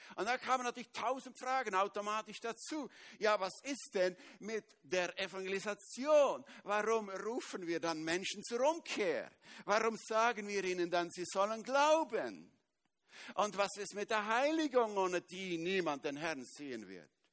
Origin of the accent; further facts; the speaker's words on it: Switzerland; Ich bin Schweizer